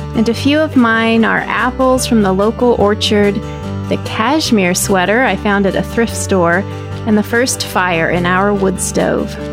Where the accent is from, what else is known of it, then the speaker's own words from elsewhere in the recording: Texas, United States; moved away; I grew up in Texas where we would joke and say that fall was not a season